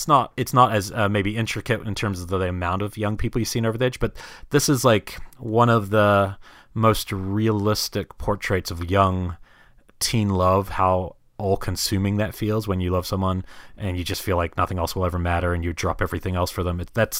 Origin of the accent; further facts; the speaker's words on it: New Zealand; and even where I grew up largely in New Zealand